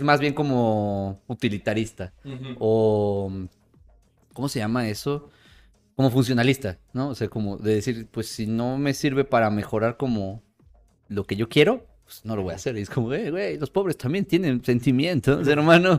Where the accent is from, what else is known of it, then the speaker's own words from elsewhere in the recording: Mexico; siendo mexicano